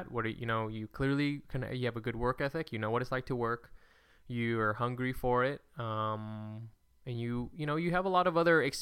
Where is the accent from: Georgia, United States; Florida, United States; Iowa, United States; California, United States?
California, United States; Well, I'm from California.